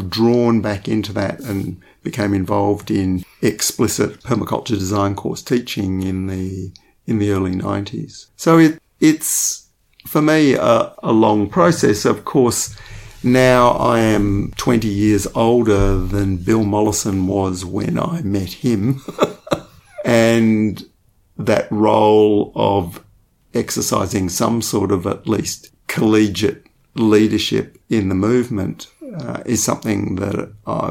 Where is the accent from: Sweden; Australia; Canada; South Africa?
Australia; Western Australia; growing up in Western Australia in the 1960s